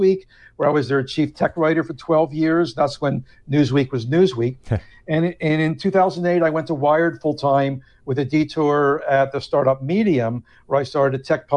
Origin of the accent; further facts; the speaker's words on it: Philadelphia, Pennsylvania, United States; moved away as an adult; also born or lived in New York City; I went back to my hometown in Philadelphia